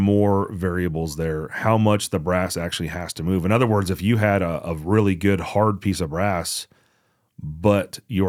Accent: Georgia, United States; born there; Yeah. I was born in Georgia, so I could.

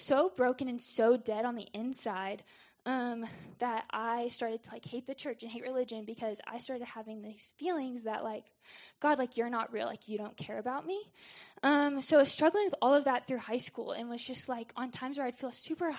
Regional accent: Jonesboro, Arkansas, United States; also born or lived in St. Louis, Missouri; I was born in St. Louis and then moved to Jonesboro, Arkansas

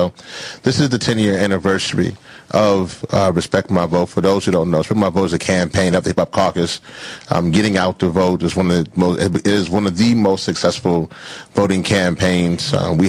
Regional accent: West Virginia, United States; For y'all who don't know, I'm from West Virginia, y'all.

